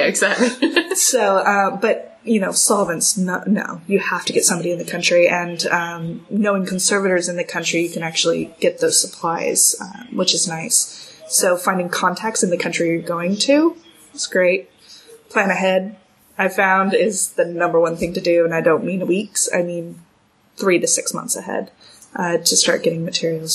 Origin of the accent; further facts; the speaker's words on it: California, United States; moved away as an adult; also born or lived in United Kingdom; I'm from California